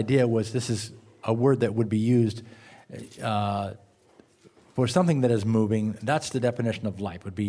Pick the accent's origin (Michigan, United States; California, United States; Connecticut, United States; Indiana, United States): Indiana, United States; Indianapolis; from Indianapolis, Indiana